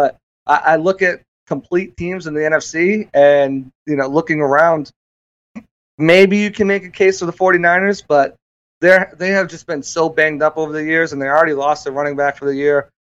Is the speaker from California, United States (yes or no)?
no; New England area, right outside Boston, Massachusetts, United States; moved away as an adult; now in Tampa, United States; I moved down. I'm originally from the New England area, right outside Boston. So I've grown up my entire life watching Tom Brady. So I moved down to Tampa a year before he came down here.